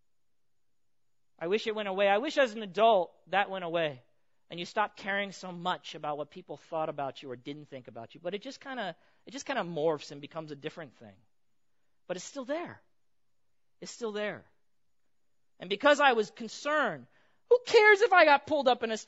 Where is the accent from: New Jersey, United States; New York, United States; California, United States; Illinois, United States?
California, United States; Pomona; I grew up in Pomona